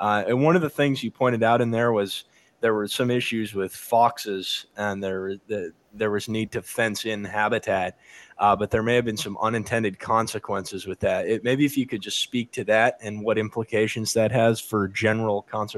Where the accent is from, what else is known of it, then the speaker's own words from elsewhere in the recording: Southern California, United States; I'm from Southern California in the United States